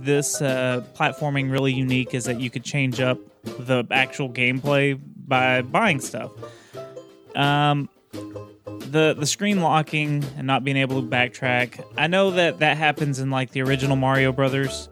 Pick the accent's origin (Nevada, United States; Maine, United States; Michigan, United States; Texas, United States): Texas, United States; I'm Texan